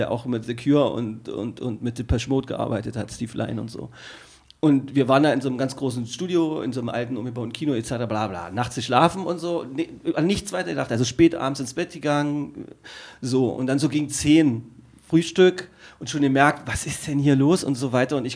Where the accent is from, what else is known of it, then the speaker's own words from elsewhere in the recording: Magdeburg, Saxony-Anhalt, Germany; Also ich als Magdeburger würde mich da über, also ich wäre unangenehm berührt, ja.